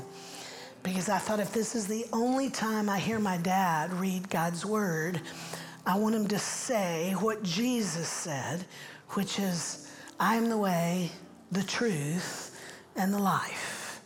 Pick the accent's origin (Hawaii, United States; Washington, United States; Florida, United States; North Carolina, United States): Florida, United States; Central; moved away as an adult; also born or lived in Orlando; now in Nashville, United States; I grew up in Central Florida